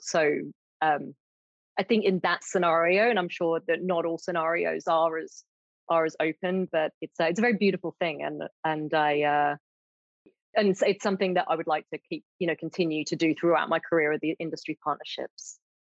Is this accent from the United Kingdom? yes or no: yes; United Kingdom; moved away as an adult; now in Australia; I'm British originally